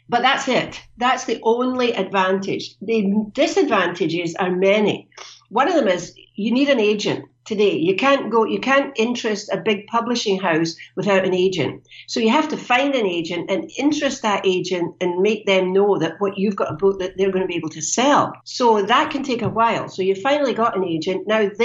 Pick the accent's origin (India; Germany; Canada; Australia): Canada; as you know, I'm from Canada.